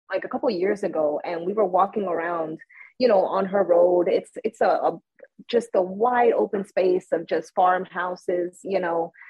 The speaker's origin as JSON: {"language": "English", "country": "Puerto Rico", "tie": "born or raised there", "also_born_or_lived": "United States", "said": "I was born in Puerto Rico, but at one year old I was brought to the United States. So I was uh, you know in the schools here until I was nine. And then once I was nine, my mom, you know, she brought me back to Puerto Rico."}